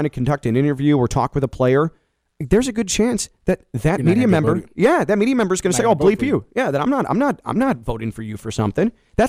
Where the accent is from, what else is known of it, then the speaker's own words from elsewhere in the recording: Chicago, Illinois, United States; growing up in Chicago as a baseball fan, I'm a White Sox fan